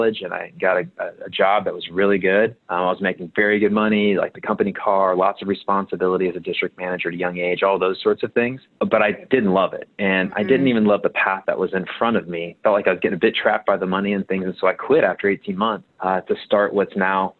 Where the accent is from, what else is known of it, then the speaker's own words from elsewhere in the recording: Cincinnati, Ohio, United States; moved away as an adult; also born or lived in Indiana; I'm originally from Cincinnati, Ohio, near a suburb near where Kings Island is.